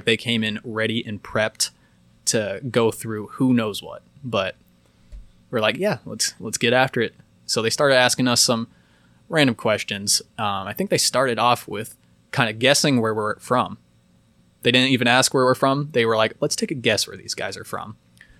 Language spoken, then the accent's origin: English; Boulder, Colorado, United States; born there; I was born in Boulder.